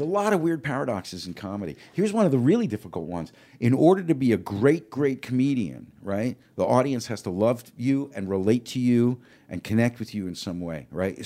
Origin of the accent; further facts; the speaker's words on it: New York, United States; now in Los Angeles, United States; growing up in New York, an Italian family.